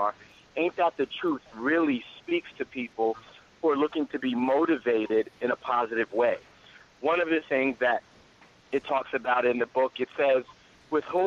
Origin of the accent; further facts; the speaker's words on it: New York City, New York, United States; now in Los Angeles, United States; I was born in the Bronx, New York City.